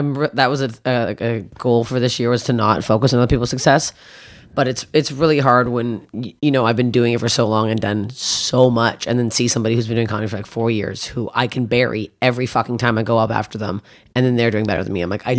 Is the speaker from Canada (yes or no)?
yes; Canada; as a Canadian.